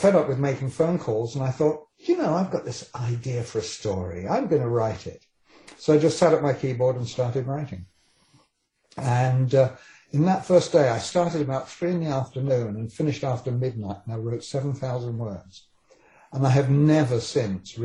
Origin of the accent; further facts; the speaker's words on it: England, United Kingdom; accent: British; moved away as an adult; now in Vancouver, Canada; I was born in England and came here quite young. I was 27 when I came here